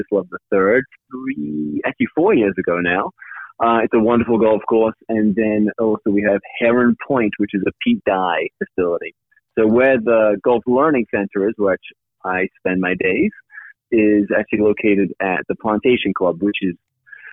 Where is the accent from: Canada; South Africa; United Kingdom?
United Kingdom; now in United States; I grew up just outside London, so I'm a UK citizen originally